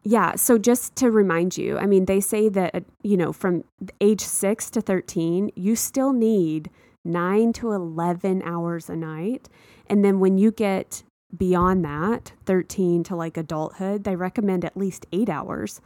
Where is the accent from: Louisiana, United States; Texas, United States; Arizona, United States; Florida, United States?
Texas, United States; moved away; I grew up in a small town in Texas